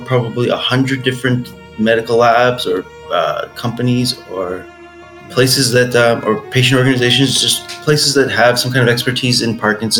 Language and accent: English; Toronto, Ontario, Canada; my hometown in Toronto